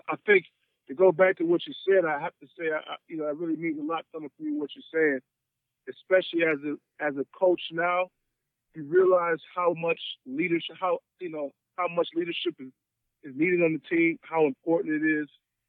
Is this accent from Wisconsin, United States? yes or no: yes; Madison, Wisconsin, United States; I'm from Madison, Wisconsin